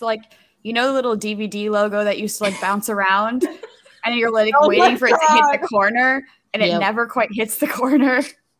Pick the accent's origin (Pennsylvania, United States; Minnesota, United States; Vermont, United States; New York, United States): Minnesota, United States; I'm from Minnesota